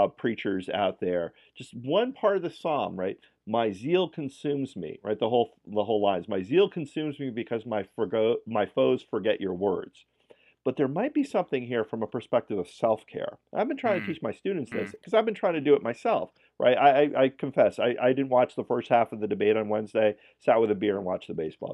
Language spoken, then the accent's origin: English; New York, United States; I come from New York Irish